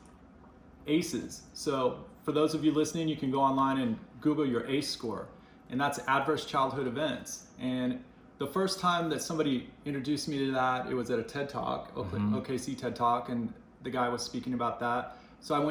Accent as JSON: {"language": "English", "town": "Salt Lake City", "region": "Utah", "country": "United States", "tie": "born or raised there", "moved": "yes", "said": "Salt Lake City, Utah"}